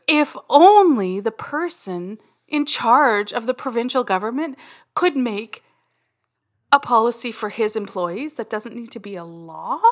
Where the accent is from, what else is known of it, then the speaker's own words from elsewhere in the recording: Canada; We're Canadian